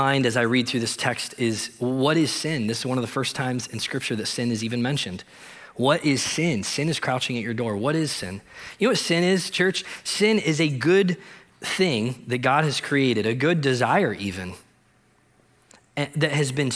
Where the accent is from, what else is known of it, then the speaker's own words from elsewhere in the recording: Ohio, United States; I grew up in Ohio, and I grew up in this little town of 200 people